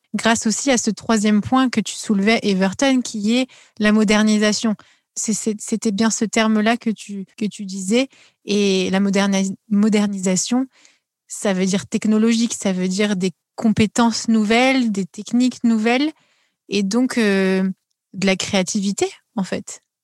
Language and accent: French; France; en tant qu'Européens euh, et Français